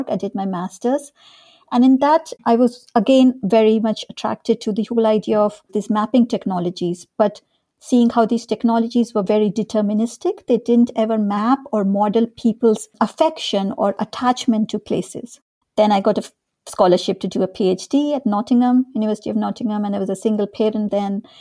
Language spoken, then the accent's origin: English; North India, India; also born or lived in Dehradun, India; So I grew up in India. I was born in this small town called Dehradun, which is in the foothills of the Himalayas in the north of India.